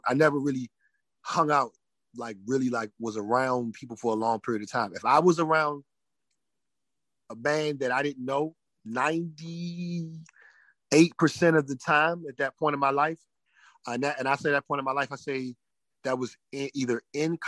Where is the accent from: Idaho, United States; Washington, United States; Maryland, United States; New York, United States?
Maryland, United States; Prince George's County; I am homegrown DMV